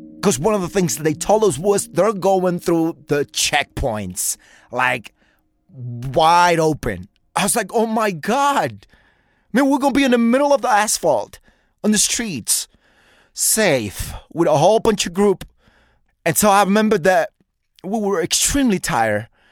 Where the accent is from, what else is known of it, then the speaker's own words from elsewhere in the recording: New York, United States; moved away; I'm from New York